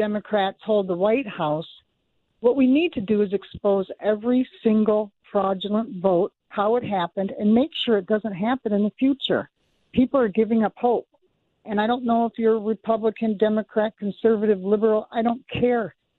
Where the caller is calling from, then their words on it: Elk River, Minnesota, United States; I'm from Elk River.